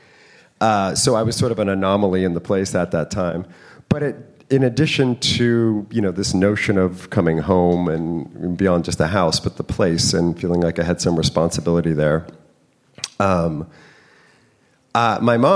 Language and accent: English; San Francisco, California, United States; moved away as an adult; also born or lived in Napa Valley / New York; now in San Francisco, United States; I grew up mostly in San Francisco, but then went to high school in Napa Valley